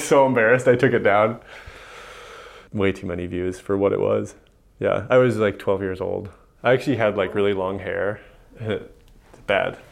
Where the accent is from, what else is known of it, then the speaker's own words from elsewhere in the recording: Missoula, Montana, United States; I grew up in Missoula and then went away for college